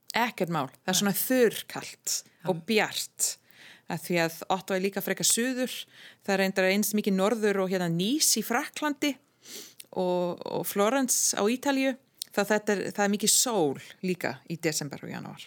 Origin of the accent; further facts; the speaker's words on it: Ottawa, Ontario, Canada; Icelandic is a second language; moved away as an adult; also born or lived in Europe; now in Iceland; jól sem ég man eftir sem krakki í Kanada, í Óttava